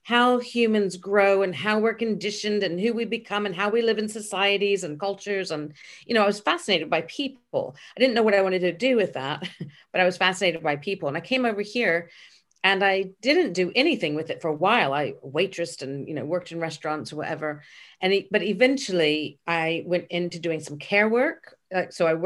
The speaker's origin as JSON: {"language": "English", "town": "Memphis", "region": "Tennessee", "country": "United States", "tie": "born or raised there", "also_born_or_lived": "Dallas, Texas", "moved": "as an adult", "lives_now": "United Kingdom", "said": "I was born in Dallas, but I was raised in Memphis."}